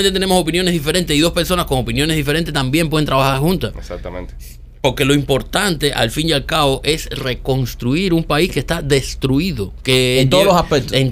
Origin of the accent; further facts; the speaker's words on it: Cuba; un show de chismes en Cuba con los chismosos que somos nosotros